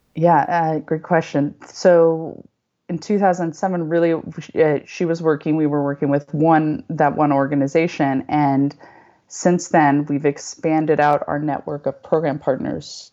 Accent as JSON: {"language": "English", "region": "Northern California", "country": "United States", "also_born_or_lived": "Los Angeles / Japan", "moved": "as an adult", "said": "I'm from Northern California"}